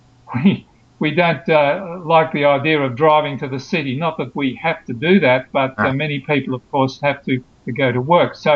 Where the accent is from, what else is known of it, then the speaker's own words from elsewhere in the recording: Sydney, New South Wales, Australia; moved away as an adult; also born or lived in Canberra; I moved from Canberra. We lived there for 22 years, uh-huh. uh and we uh, decided to move to Sydney, uh, where we came from originally.